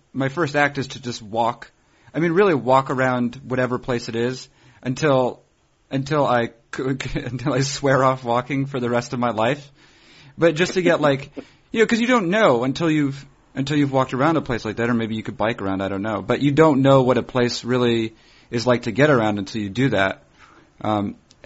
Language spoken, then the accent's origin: English; New Hampshire, United States; I'm from originally from New Hampshire, although I usually tell people that I'm from Massachusetts